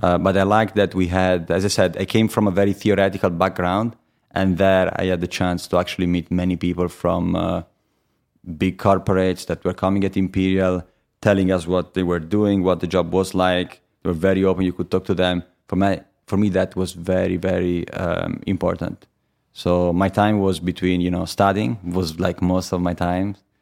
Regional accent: Viareggio, Tuscany, Italy; English is a second language; moved away as an adult; also born or lived in Pisa; now in London, United Kingdom; I was born in Pisa. but I lived, uh, most of my life before I came to London in a city called Viareggio

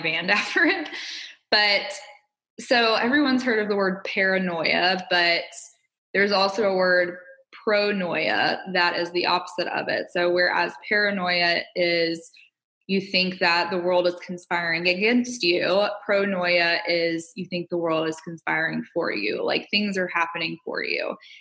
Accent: Alabama, United States; moved away as an adult; also born or lived in California; growing up in Alabama

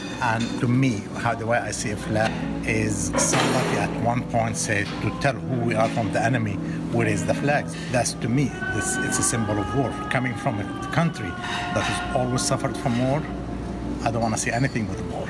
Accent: Jordan; also born or lived in Lebanon / Israel; now in United States; I'm from Jordan. I was born in Lebanon, went to Jordan, Israel, the whole Middle East area.

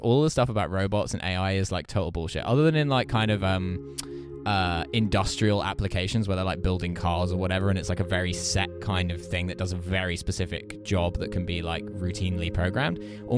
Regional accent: East of England, United Kingdom; I am not posh at all. I come from quite a normal family. I grew up in Essex.

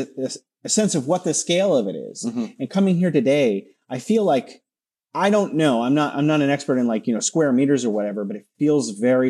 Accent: West Coast, United States; moved away as an adult; now in Beijing, China; I knew about this festival growing up in America. That's how famous it was for me as living on the West Coast.

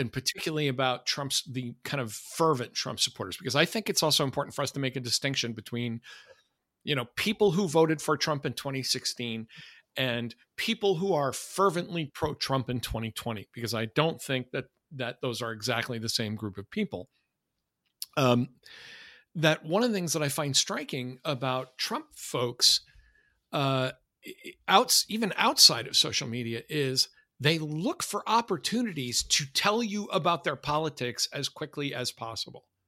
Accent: United States; accent: American; my American accent

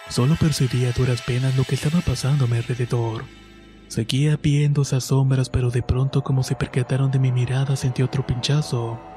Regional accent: Jalisco, Mexico; Esto me ocurrió cuando tenía unos 8 o 10 años aproximadamente. Soy de Jalisco, de un pueblo cerca de Tala.

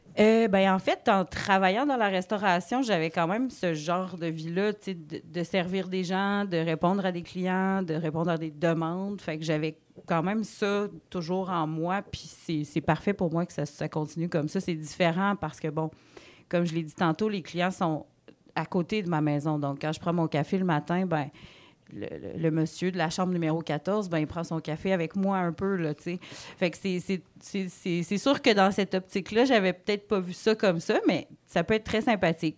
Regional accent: Côte-Nord, Quebec, Canada; moved away as an adult; also born or lived in Gaspésie; now in Rivière-au-Renard, Canada; on vient de la Côte-Nord tous les deux

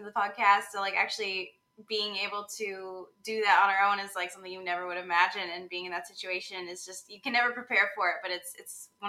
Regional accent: Seattle, Washington, United States; I am Tracy's daughter, and I'm also from Seattle

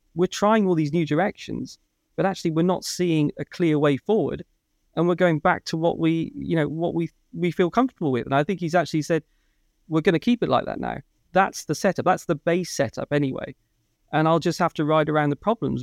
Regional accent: Ulster, Northern Ireland, United Kingdom; accent: Northern Irish

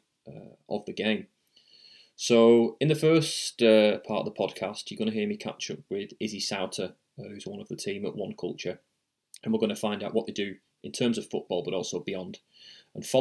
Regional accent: England, United Kingdom; moved away as an adult; now in Australia; as a kid growing up in England.

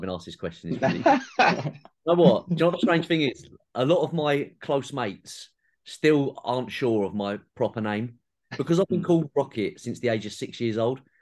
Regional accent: England, United Kingdom; being a Southerner

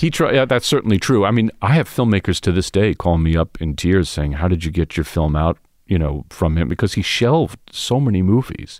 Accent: New York City, New York, United States; I was coming from Queens, where I, where I grew up

